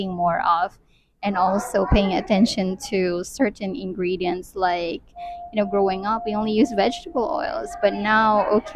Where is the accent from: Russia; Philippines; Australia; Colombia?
Philippines; moved away; I grew up in the Philippines